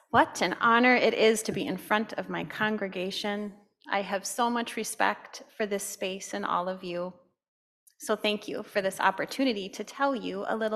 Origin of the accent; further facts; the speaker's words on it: Stillwater, United States; We grew up in Stillwater, where I still reside today.